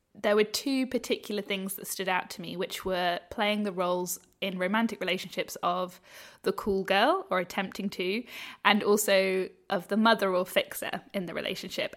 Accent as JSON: {"language": "English", "country": "United Kingdom", "moved": "yes", "lives_now": "Australia", "said": "as a British"}